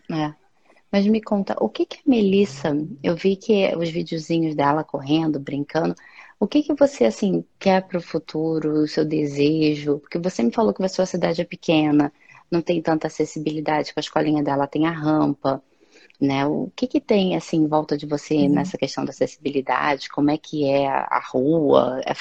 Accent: Rio de Janeiro, Brazil; moved away; que eu sou do Rio

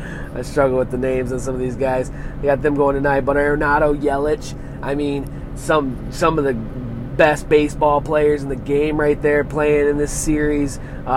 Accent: Michigan, United States; I'm from Michigan.

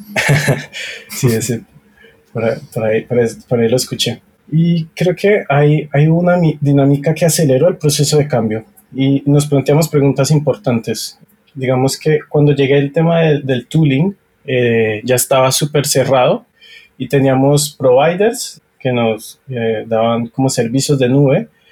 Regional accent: Colombia; soy colombiano

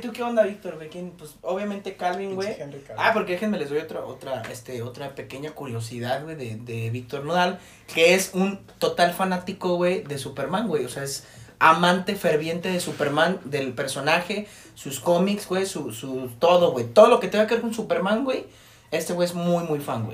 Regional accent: Jalisco, Mexico; nosotros somos de Jalisco, de un estado aquí de México

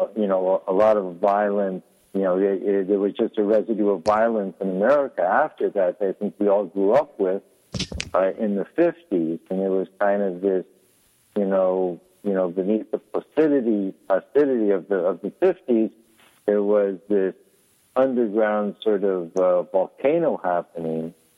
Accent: San Francisco Peninsula, California, United States; I grew up on the peninsula of San Francisco

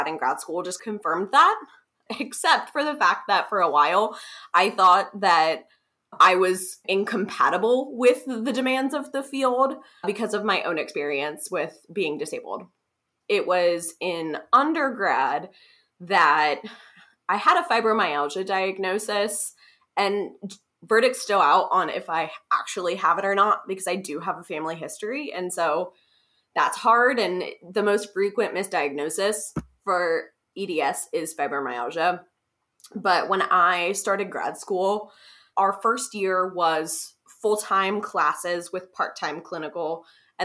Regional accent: Columbus, Ohio, United States; also born or lived in Kentucky; now in Cincinnati, United States; I grew up in Columbus, and then I went to the University of Kentucky for my undergrad

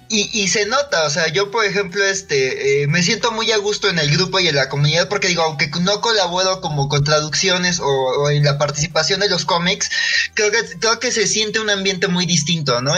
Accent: Mexico; yo soy de México

